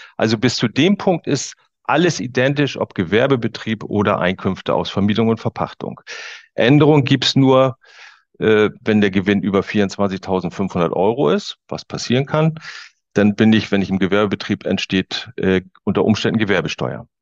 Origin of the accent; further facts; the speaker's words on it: Waren, Mecklenburg-Vorpommern, Germany; hier in Mecklenburg-Vorpommern, ich komme also aus Waren an der Müritz